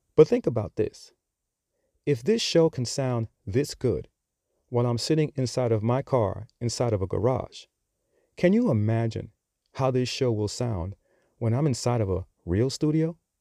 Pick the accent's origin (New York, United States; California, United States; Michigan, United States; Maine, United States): New York, United States; New York City; accent: New York; now in Charlotte, United States; I'm sure that you have picked up on my accent. So, yes, I am from New York. And as I always like to say, I'm just a simple dude from the Bronx